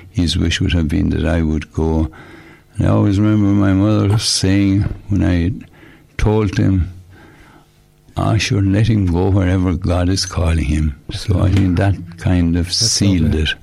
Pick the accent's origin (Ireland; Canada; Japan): Ireland; Shanagolden, Munster; I was born in Shanagolden